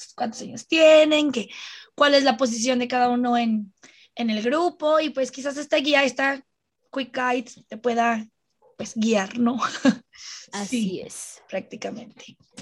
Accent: Mexico; somos dos armies mexicanas feministas

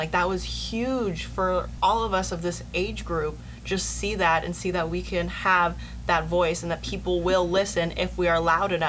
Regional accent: Portland, Oregon, United States; she, her, or they, them pronouns. I'm from Portland, Oregon. I'm 19, I just turned 19.

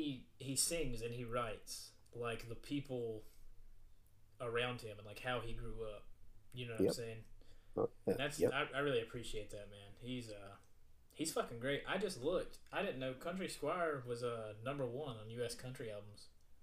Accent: Southwest Virginia, United States; growing up in Southwest Virginia

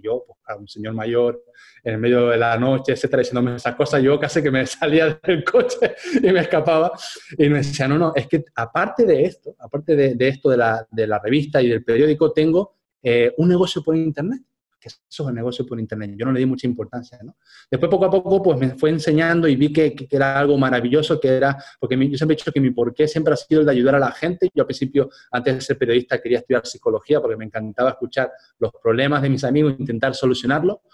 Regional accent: Spain; moved away as an adult; cuando yo volviera a España

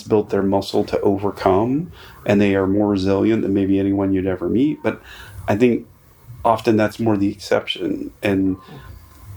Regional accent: North Carolina, United States; I grew up rural. Okay. I grew up in North Carolina

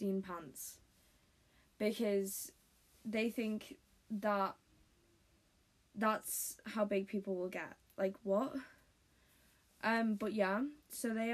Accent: United Kingdom; accent: British; If you couldn't tell by my accent, I am British.

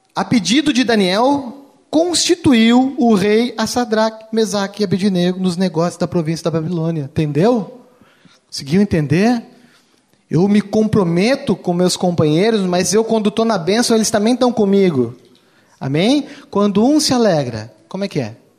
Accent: Rio Grande do Sul, Brazil; Sou gaúcho

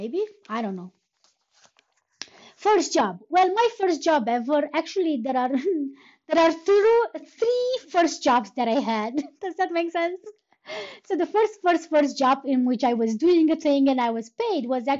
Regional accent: Romania; first language Romanian; English is a second language; moved away; back when I was a kid, we were starting the first, like the first foreign language in the second grade, so I would be 8 years old. And almost everywhere in Romania, that would be English

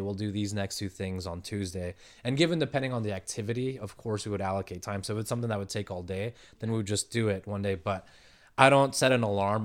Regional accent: San Diego, California, United States; I was born and raised here in San Diego

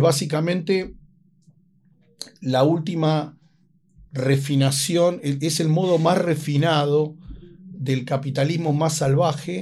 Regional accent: Buenos Aires, Argentina; el lugar donde yo crecí y viví es Buenos Aires

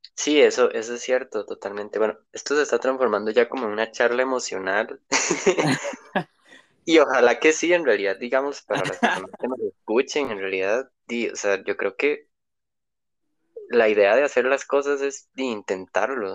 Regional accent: Costa Rica; soy de Costa Rica

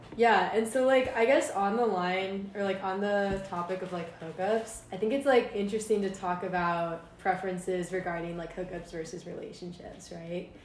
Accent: Maryland, United States; moved away as an adult; I'm from Maryland

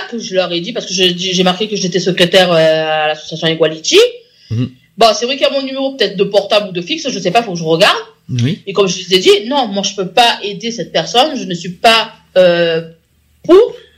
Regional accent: France; on est quand même chez nous, en France

